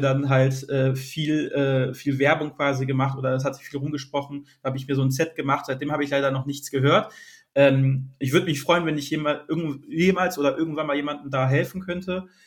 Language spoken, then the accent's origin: German; near Essen and Düsseldorf, North Rhine-Westphalia, Germany; Und ich komme hier aus der Region NRW bei Essen und Düsseldorf